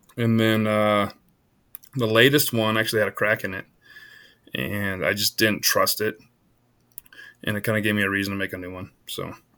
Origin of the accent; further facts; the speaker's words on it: Iowa, United States; now in Colorado, United States; I was born in Iowa. So I grew, I grew up in the heart of the, uh, the whitetail hardwoods